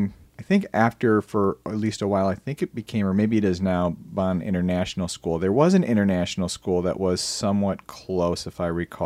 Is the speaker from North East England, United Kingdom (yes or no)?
no; Brighton, South East England, United Kingdom; I grew up in Brighton all my life. I was born and raised there.